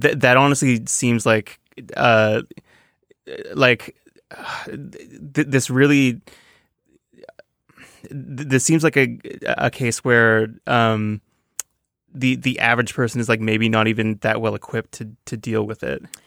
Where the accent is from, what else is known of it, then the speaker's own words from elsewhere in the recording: Toronto, Ontario, Canada; now in New York, United States; I'm from Toronto, a, a very big town